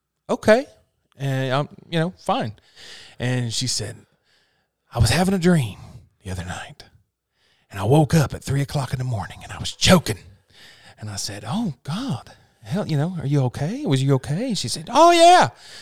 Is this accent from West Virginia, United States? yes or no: yes; West Virginia, United States; We're not Northern, but we're not Southern. But we're just Appalachian